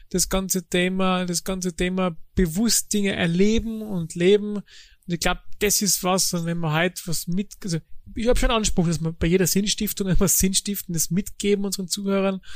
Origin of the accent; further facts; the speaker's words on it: Tyrol, Austria; now in Germany; Als Tiroler.